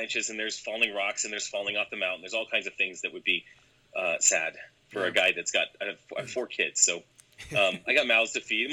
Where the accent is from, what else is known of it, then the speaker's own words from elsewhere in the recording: Colorado, United States; I grew up in Colorado. I'm a native of Colorado, so I've always been here.